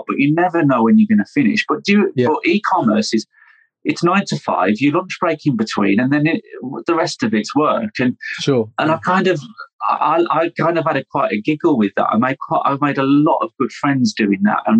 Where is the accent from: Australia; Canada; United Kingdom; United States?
United Kingdom; also born or lived in London; I'm British